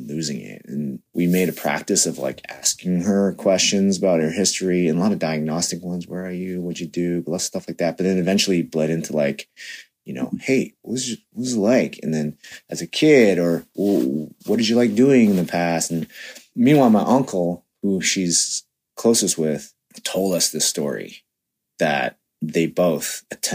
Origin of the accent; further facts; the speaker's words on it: Toronto, Ontario, Canada; I was born in Toronto when they came here in 84